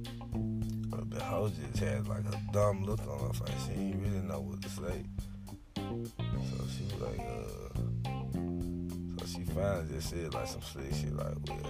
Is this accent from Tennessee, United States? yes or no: yes; Memphis, Tennessee, United States; I'm from Memphis